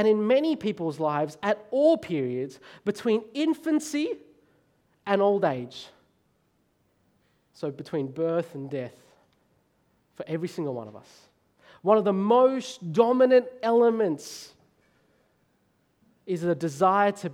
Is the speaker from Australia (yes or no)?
yes; Australia; I'm Australian. I was born there. I was raised there. I am Australian